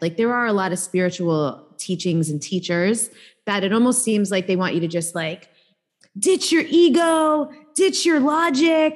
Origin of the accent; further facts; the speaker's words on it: New York City, New York, United States; I grew up in New York